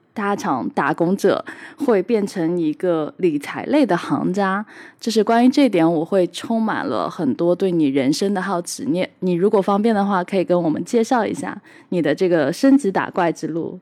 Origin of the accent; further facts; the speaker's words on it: Hangzhou, Zhejiang, China; 我自己是出生在杭州，相对来说也是一个，呃，江南物资比较，就是富饶的地方